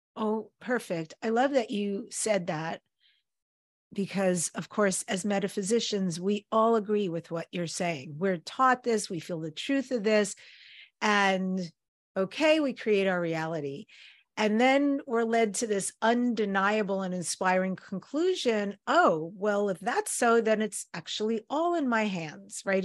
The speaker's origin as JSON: {"language": "English", "region": "New York", "country": "United States", "moved": "yes", "lives_now": "California, United States", "said": "I'm originally from New York."}